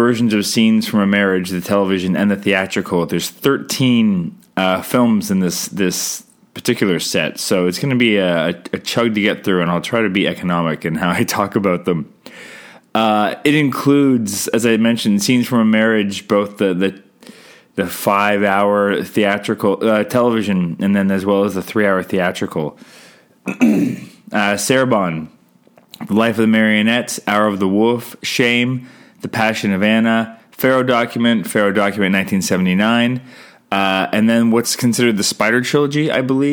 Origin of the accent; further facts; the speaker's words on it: Canada; I'm Canadian filmmaker